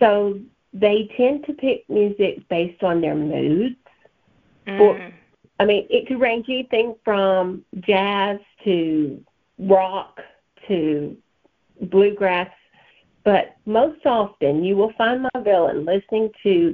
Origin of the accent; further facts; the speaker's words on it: Alabama, United States; accent: thick Southern; You can probably tell by my thick Southern accent, I'm a Bama girl.